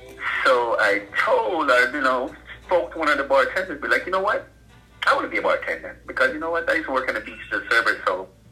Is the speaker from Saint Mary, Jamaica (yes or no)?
yes; Saint Mary, Jamaica; moved away as an adult; also born or lived in Harlem, New York; now in New York, United States; Okay, so I grew up in Jamaica, St. Mary's, North Coast, if people don't know, and in a modest home.